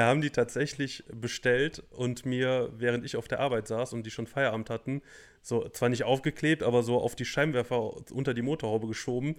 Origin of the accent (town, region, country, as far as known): Germany